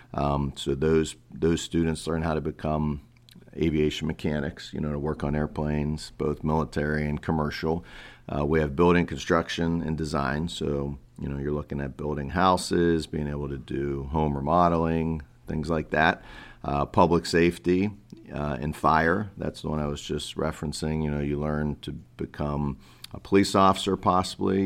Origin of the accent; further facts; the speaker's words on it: Pittsburgh, Pennsylvania, United States; moved away as an adult; also born or lived in Cleveland; I grew up in Pittsburgh, P A.